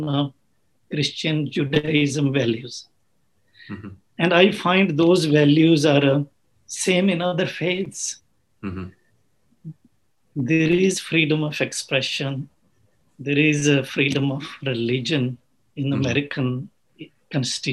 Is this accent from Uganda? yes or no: yes; Uganda; also born or lived in England; now in United States; I was born in Africa